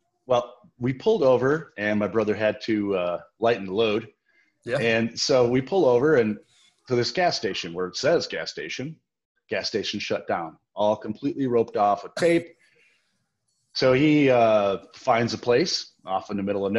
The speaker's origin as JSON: {"language": "English", "town": "Winnebago", "region": "Illinois", "country": "United States", "tie": "born or raised there", "said": "I grew up in the Midwest. I'm from a small town, Winnebago, Illinois, and lived in a farm community"}